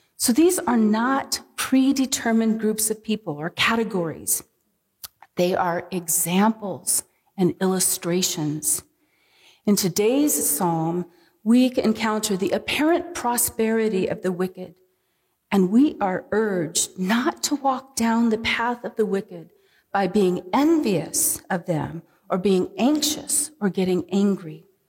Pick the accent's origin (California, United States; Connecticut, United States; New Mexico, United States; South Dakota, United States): California, United States; San Diego; moved away; growing up in San Diego.